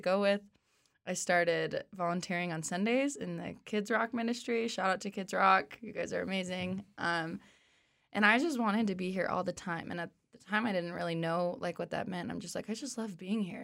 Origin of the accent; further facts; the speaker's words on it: Arvada, Colorado, United States; also born or lived in Oklahoma; I grew up in Colorado. I'm from Arvada